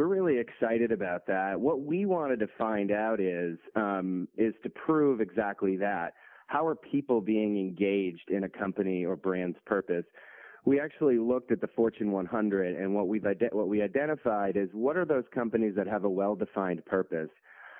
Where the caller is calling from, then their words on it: Boston, Massachusetts, United States; Yeah, I'm calling from Boston, heading out to London on Monday